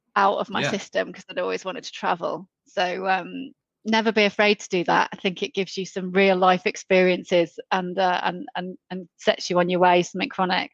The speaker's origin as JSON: {"language": "English", "area": "the Wirral", "region": "North West England", "country": "United Kingdom", "tie": "born or raised there", "accent": "Scouse", "said": "I'm from the Wirral, so the other side of the Mersey, born and bred."}